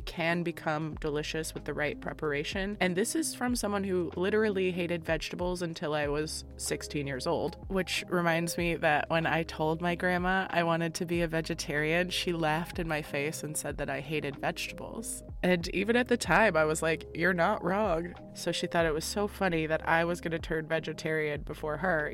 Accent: Florida, United States; now in Midwest, United States; I'm from Florida and now I'm in the Midwest

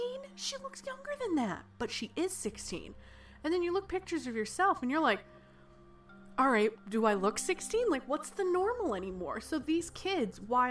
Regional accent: United States; I'm American

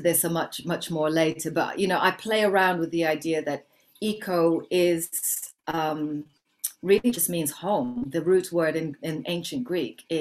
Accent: Kenya; I was born in Kenya, but I'm very, very mixed in terms of my heritage.

